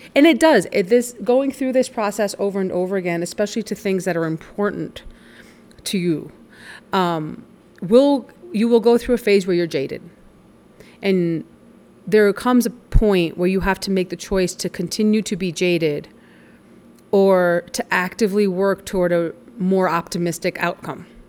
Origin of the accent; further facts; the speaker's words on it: New York, United States; I grew up in New York